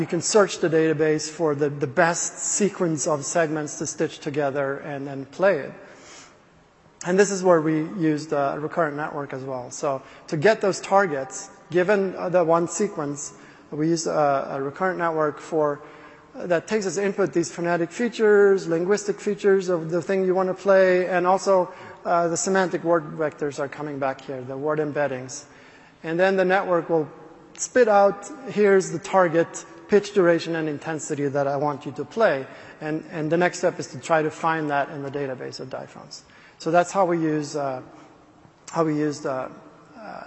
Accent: Sweden; English is a second language; I'm not a native speaker, so I'm from Sweden

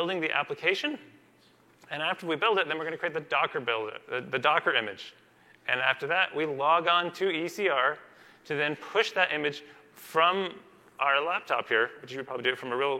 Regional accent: Seattle, Washington, United States; We're from Seattle.

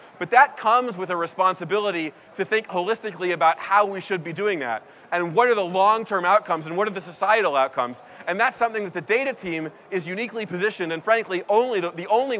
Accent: San Francisco, California, United States; So I'm from San Francisco, and the Crisis Text Line number is actually stamped on the Golden Gate Bridge.

